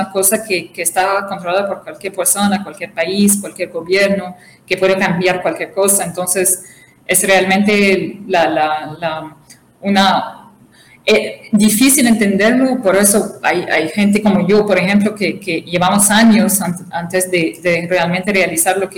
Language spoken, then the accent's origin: Spanish; Tripoli, Tripoli District, Libya; also born or lived in Brazil / Canada; Yo, la realidad, nací en Brasil, pero crecí